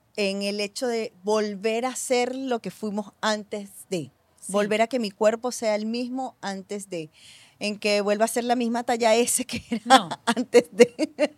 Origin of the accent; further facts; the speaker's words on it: Venezuela; yo que nací, que crecí en Venezuela